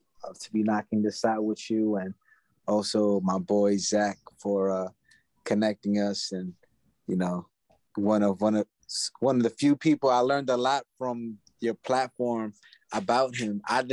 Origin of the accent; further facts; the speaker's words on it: New York City, New York, United States; I was born and raised in New York, Booth Memorial Hospital, Flushing, Queens.